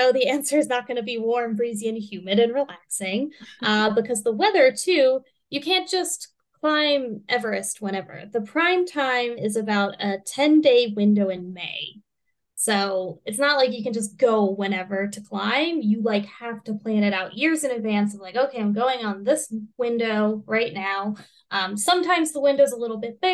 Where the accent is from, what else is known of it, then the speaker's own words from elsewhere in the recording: United States; I'm an American